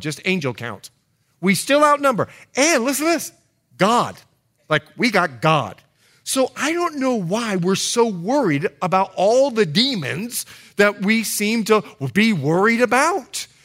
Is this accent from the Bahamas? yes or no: yes; Bahamas; moved away; I'm from the Bahamas, so we know English culture very, very well